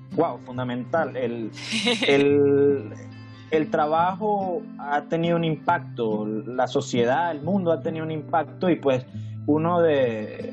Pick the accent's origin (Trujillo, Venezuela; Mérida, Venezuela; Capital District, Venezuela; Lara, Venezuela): Mérida, Venezuela; de Venezuela, de Mérida específicamente, de los Andes venezolanos